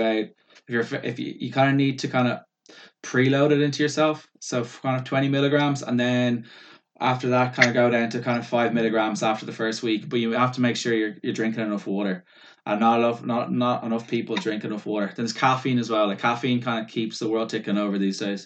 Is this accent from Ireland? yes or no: yes; Ireland; we're Irish